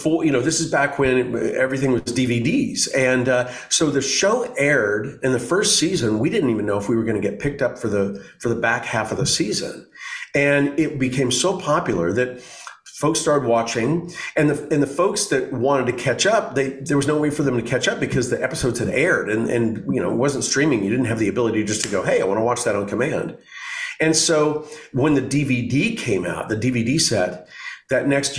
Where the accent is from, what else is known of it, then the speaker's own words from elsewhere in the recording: Oklahoma, United States; also born or lived in East Coast; now in Los Angeles, United States; I grew up in Oklahoma, which is in the middle of the United, middle south of the United States